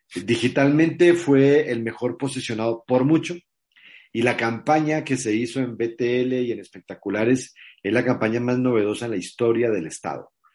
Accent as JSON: {"language": "Spanish", "country": "Mexico", "said": "ella está aquí en mi país hace cinco años, que se vino a vivir conmigo"}